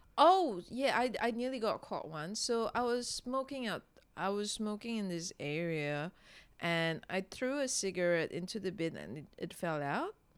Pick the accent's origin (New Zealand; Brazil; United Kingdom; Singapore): Singapore; when I was growing up in Singapore, it was quite conservative